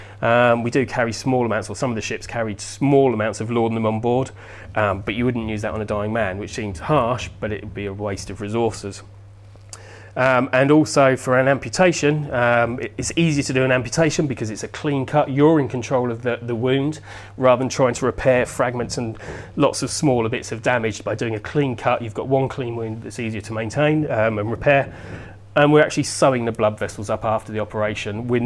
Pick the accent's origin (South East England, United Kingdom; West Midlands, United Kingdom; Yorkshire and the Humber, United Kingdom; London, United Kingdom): South East England, United Kingdom; Portsmouth; growing up in Portsmouth